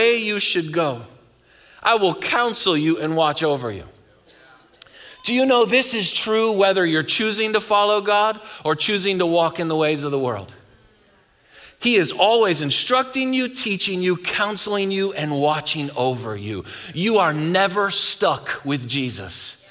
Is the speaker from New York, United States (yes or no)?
yes; Buffalo, New York, United States; now in Texas, United States; I'm from Buffalo